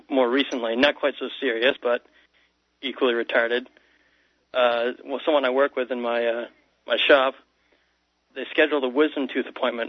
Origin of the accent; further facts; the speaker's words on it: Keene, New Hampshire, United States; moved away as an adult; I'm originally from Keene.